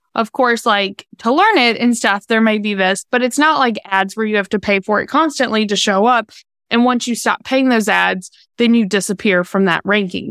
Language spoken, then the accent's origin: English; Virginia, United States; moved away as an adult; also born or lived in North Carolina; now in Charlotte, United States; I'm from Virginia